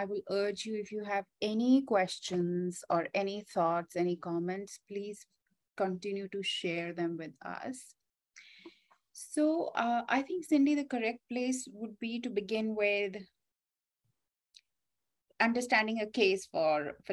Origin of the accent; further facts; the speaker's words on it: India; growing up in India